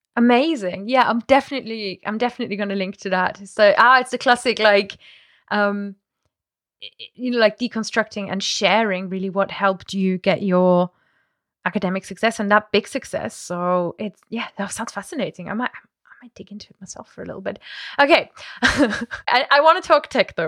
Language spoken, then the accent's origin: English; Germany; I grew up so near Luxembourg